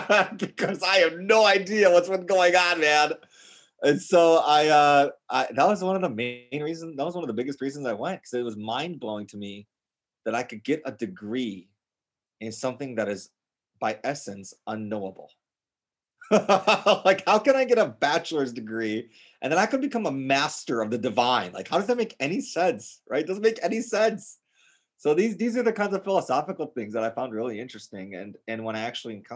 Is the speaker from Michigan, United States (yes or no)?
no; Gurnee, Illinois, United States; moved away as an adult; also born or lived in Serbia / Boston; I grew up north of Chicago in Gurnee, Illinois